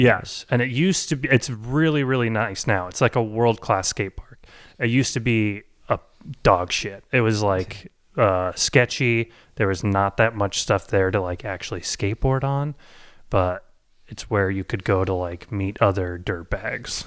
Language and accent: English; Boise, Idaho, United States; as a suburban, uh, white boy growing up in Boise, Idaho